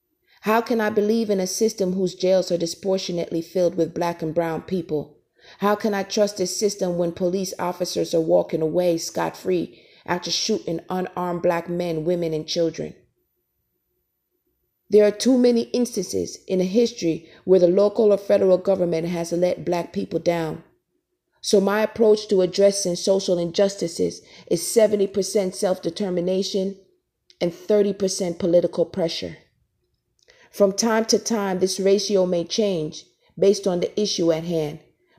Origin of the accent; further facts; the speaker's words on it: United States; As a black woman growing up in America